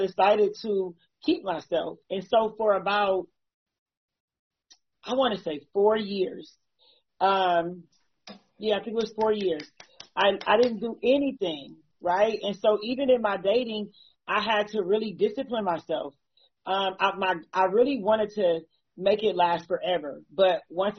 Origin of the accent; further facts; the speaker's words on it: Akron, Ohio, United States; I'm from Akron, Ohio as well.